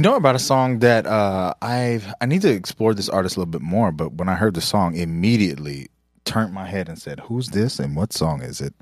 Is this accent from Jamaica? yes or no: yes; Jamaica; I'm Jamaican